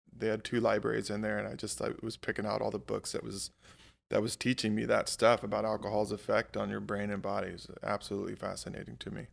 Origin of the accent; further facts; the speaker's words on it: Hawaii, United States; moved away as an adult; also born or lived in Alaska; I, I grew up in Hawaii